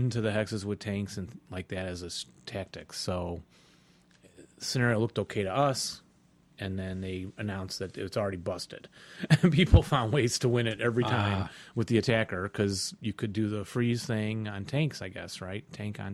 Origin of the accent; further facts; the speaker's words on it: Chicago, Illinois, United States; we're from Chicago